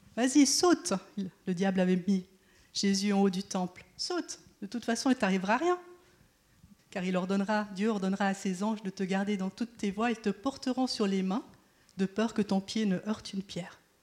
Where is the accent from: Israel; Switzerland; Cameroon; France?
Switzerland; je suis né en Suisse et c'est mon pays, je le connais.